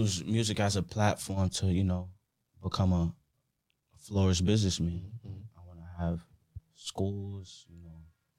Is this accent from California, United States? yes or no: no; Norwich, Connecticut, United States; I was born in Norwich.